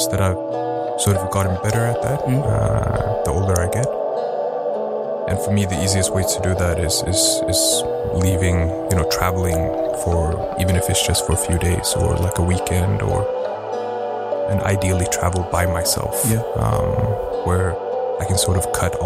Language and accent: English; Stockholm, Stockholm County, Sweden; Born and raised in Sweden